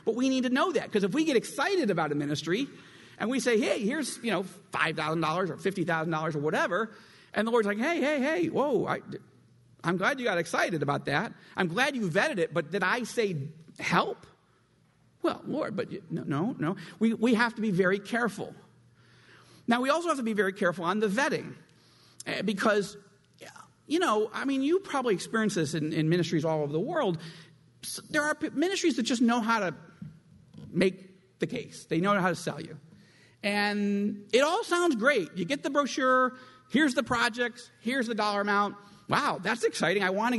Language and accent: English; United States; moved away; And I am from Washington originally